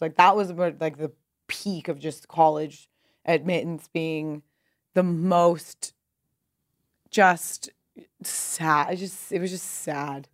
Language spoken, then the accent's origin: English; Pasadena, California, United States; moved away as an adult; also born or lived in New York; Pasadena, California.